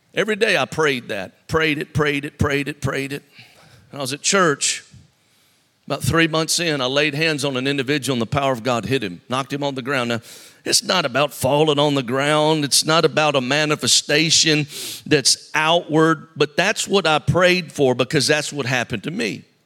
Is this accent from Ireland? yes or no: no; Mobile, Alabama, United States; I'm from Mobile, Alabama